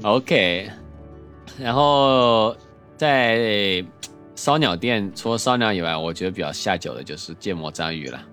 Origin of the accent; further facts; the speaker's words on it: Chengdu, Sichuan, China; 作为成都人，最多就是冷淡杯儿